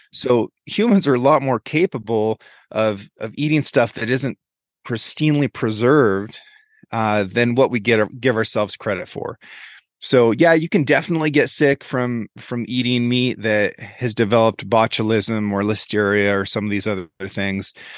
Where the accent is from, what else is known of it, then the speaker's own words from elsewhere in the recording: Oregon, United States; also born or lived in Norway / Dillon, Montana; I grew up here on the Six Ranch. The Sixth Ranch is, is my family's ranch. It's come down through my mom's side. We are one of the oldest businesses in the state of Oregon.